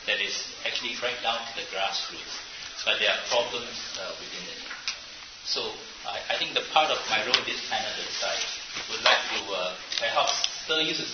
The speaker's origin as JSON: {"language": "English", "country": "Singapore", "tie": "born or raised there", "said": "I grew up in Asia, in Singapore"}